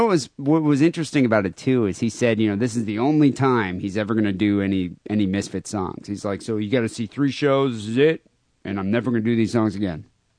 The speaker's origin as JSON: {"language": "English", "region": "Michigan", "country": "United States", "tie": "born or raised there", "said": "Growing up in Michigan"}